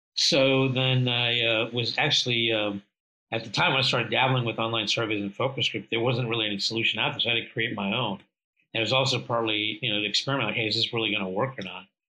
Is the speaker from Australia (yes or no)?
no; India; moved away; I was originally born from India.